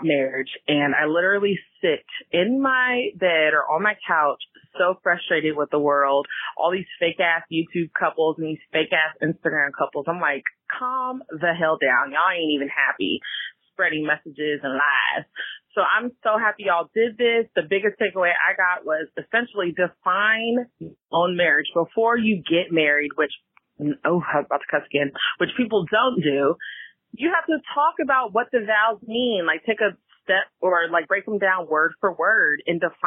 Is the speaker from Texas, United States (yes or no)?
no; the Bay Area, California, United States; now in Washington, DC, United States; I'm calling from DC again, but you know, I'm from the Bay, California